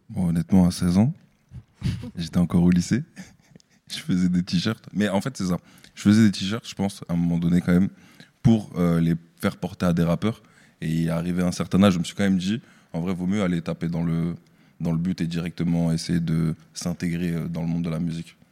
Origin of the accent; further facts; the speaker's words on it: Strasbourg, Grand Est, France; je suis originaire de Strasbourg